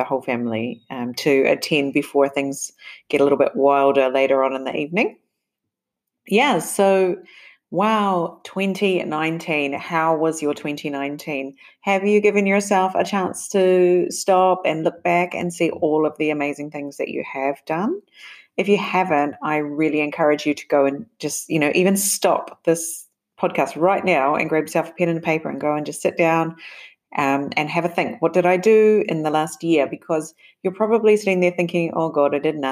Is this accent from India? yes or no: no; New Zealand; moved away; also born or lived in Japan; my home country, New Zealand